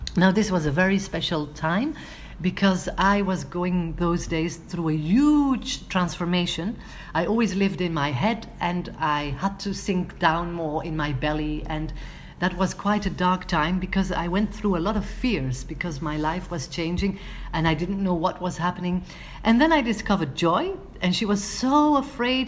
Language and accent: English; Antwerp, Flanders, Belgium; my hometown of Antwerp